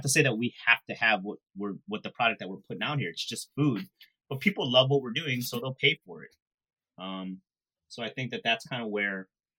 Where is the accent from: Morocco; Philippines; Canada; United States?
Philippines; Even though I'm Filipino and shrimp paste is such a big deal to me.